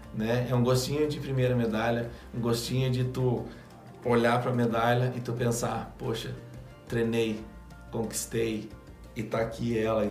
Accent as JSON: {"language": "Portuguese", "country": "Brazil", "said": "Eu saí do Brasil"}